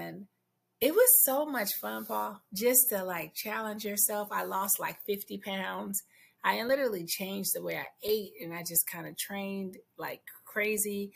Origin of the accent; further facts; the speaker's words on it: San Francisco, California, United States; I grew up in San Francisco, Bayview